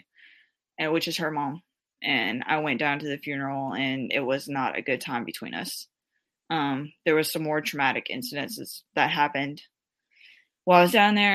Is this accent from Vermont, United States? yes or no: no; New Orleans, Louisiana, United States; I was born in New Orleans